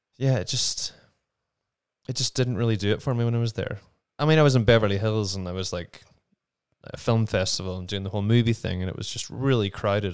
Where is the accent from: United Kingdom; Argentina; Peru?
United Kingdom; Ballymena, Northern Ireland; moved away as an adult; also born or lived in London; now in New Mexico, United States; I, um, did all of my growing up in Ballymena, my hometown